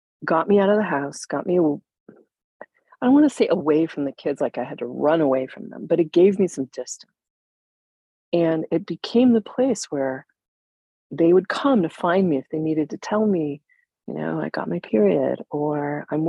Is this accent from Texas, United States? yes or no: no; Upper Peninsula of Michigan, United States; also born or lived in Evanston, Illinois; my family moved to the Upper Peninsula of Michigan when I was 9, and that really became my home